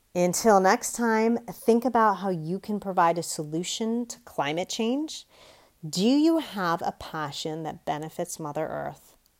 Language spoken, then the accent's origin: English; United States; I can only speak as an American